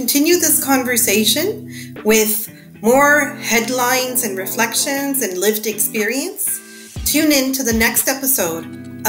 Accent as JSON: {"language": "English", "town": "Mississauga", "region": "Ontario", "country": "Canada", "said": "I'm from Mississauga."}